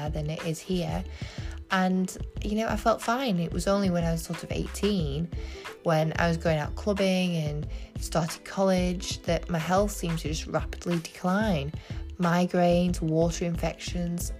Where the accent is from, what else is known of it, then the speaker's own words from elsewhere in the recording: England, United Kingdom; I'm from England